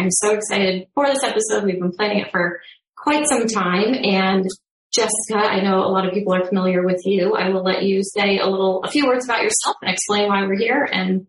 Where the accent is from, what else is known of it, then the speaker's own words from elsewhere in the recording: Binghamton, New York, United States; I'm from Binghamton.